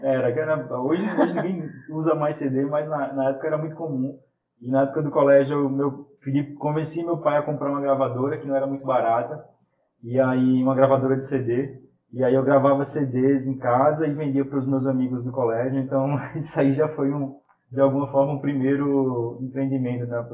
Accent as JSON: {"language": "Portuguese", "town": "Caruaru", "region": "Pernambuco", "country": "Brazil", "moved": "as an adult", "lives_now": "Recife, Brazil", "said": "eu sou de Caruaru, vim para Recife para estudar"}